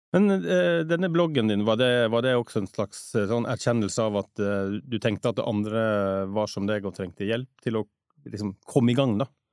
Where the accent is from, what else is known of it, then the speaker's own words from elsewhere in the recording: Western Norway, Norway; mange av oss vestlendinger